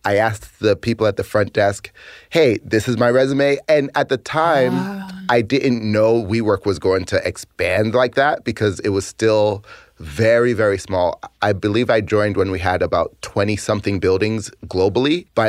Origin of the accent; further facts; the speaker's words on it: Boston, Massachusetts, United States; moved away as an adult; also born or lived in San Francisco; I'm originally from Boston, Massachusetts, and I was born and raised there.